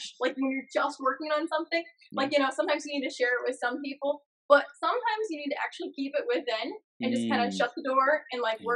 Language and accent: English; Ohio, United States; I'm from Ohio.